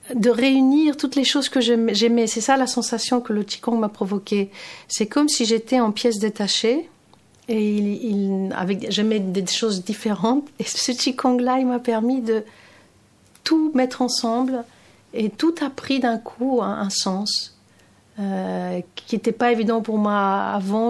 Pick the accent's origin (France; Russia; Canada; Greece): Greece; Athens, Attica; French is a second language; moved away as an adult; also born or lived in London; j'ai grandi à Athènes, hein, je suis grecque